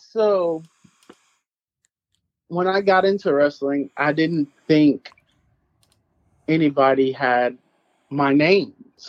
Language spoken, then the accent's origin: English; Oklahoma, United States; Because I'm from Oklahoma.